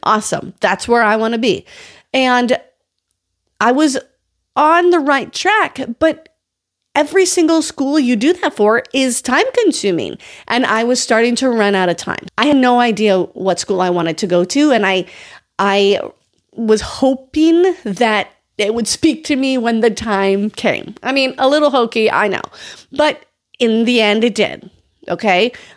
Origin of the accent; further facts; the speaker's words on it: North Dakota, United States; that's still an eight hour drive from my hometown